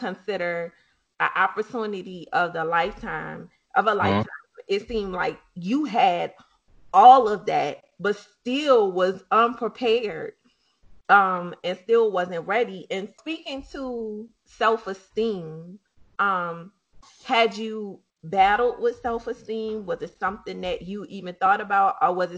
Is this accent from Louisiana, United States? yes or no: yes; New Orleans, Louisiana, United States; Dublin Street is the street that we grew up on, in the area, which is considered uptown, and we are from Holly Grove.